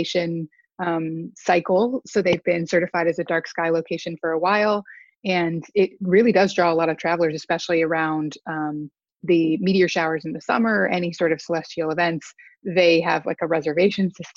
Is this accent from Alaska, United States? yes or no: yes; Alaska, United States; moved away; I grew up in Alaska